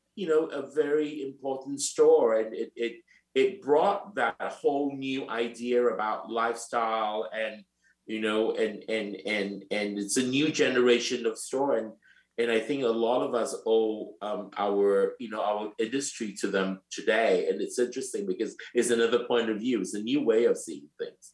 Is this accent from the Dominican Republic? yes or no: no; Singapore; moved away as an adult; also born or lived in London, United Kingdom / New York, United States / Milan, Italy; now in Paris, France; I was born in Singapore and I am three quarter Chinese and one quarter Japanese